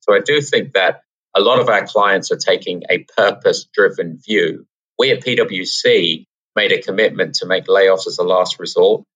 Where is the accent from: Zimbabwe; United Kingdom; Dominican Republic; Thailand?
United Kingdom; England; now in New York City, United States; we're um, we're from England